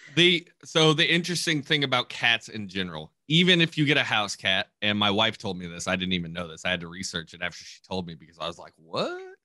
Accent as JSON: {"language": "English", "region": "Kentucky", "country": "United States", "tie": "born or raised there", "moved": "yes", "said": "where I grew up in Kentucky"}